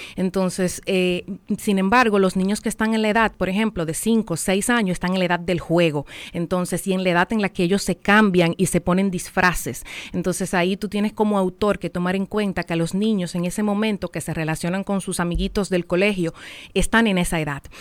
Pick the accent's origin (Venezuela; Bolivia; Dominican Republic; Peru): Dominican Republic; San José de Ocoa; yo soy de Ocoa, en Ocoa no hay salida al mar, y cuando yo fui al mar por primera vez